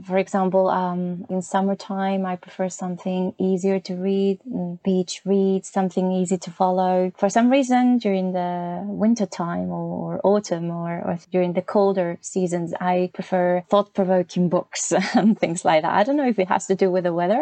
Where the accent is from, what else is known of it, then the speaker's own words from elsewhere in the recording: Santander, Cantabria, Spain; English is a second language; moved away as an adult; also born or lived in London; now in Navarre, Spain; back in my hometown in Santander